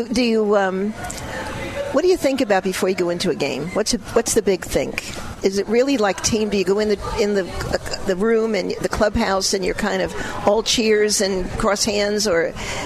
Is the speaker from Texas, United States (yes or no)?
no; New York City, New York, United States; moved away; I'm from Brooklyn, so you've got baseball in your blood.